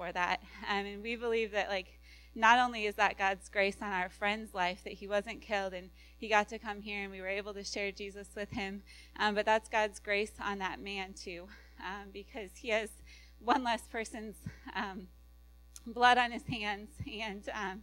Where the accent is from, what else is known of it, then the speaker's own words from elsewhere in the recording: Iowa, United States; also born or lived in California; now we're back in the Midwest. We're from Iowa